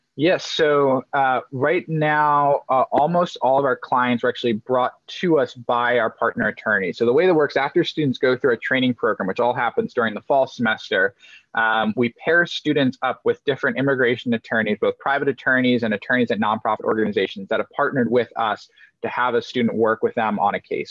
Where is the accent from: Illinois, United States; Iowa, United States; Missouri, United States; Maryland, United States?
Maryland, United States; also born or lived in Denmark; I moved to the US when I was about two years old, moved to what I would loosely describe as like a hippie commune down in Maryland. Um, and so grew up in this environment